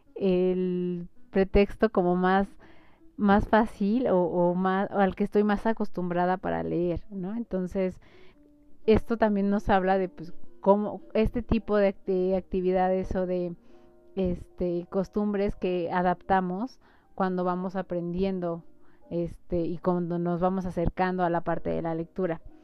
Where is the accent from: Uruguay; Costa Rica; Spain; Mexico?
Mexico; como mexicanos